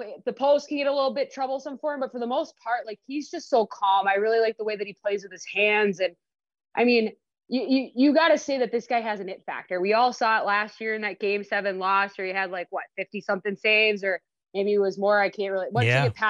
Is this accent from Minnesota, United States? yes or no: yes; Minnesota, United States; I'm from Minnesota